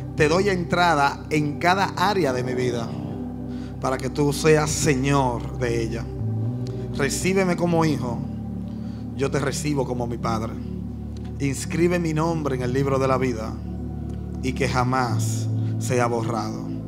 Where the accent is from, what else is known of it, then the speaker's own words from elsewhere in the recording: Dominican Republic; Yo como dominicano